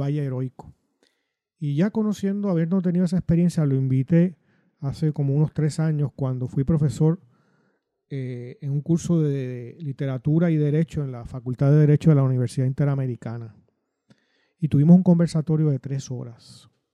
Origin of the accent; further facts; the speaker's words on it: Puerto Rico; yo como puertorriqueño, nací criado en los años 60, que fue a la escuela superior en los 70